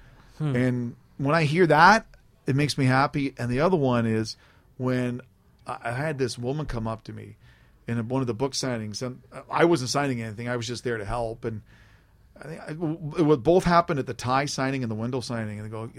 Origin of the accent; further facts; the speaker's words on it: Canada; And as a Canadian, I don't want the nation ever to forget that, yes, we're peacekeepers, but we also have warriors in this country.